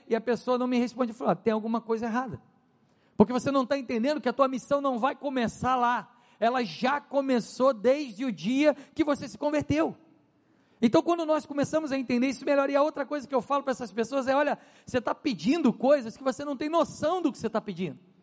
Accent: Brazil; moved away; eu não sou francês, eu falo francês com sotaque, eu sou brasileiro

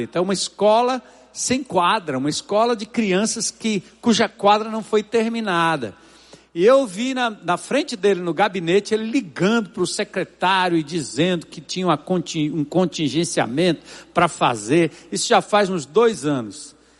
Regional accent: São Paulo, Brazil; desde que eu nasci e me criei na Zona Norte de São Paulo

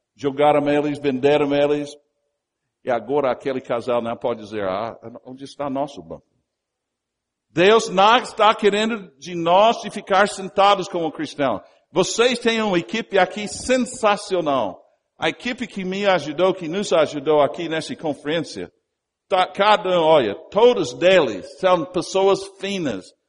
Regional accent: United States; Portuguese is a second language; also born or lived in Brazil

